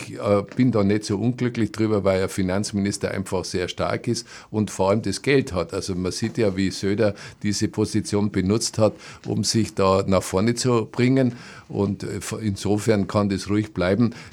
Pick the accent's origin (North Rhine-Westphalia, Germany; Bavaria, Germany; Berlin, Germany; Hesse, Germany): Bavaria, Germany; Neuburg an der Donau; als gebürtiger Neuburger habe ich miterlebt, wie in Ingolstadt die Raffinerie entstanden ist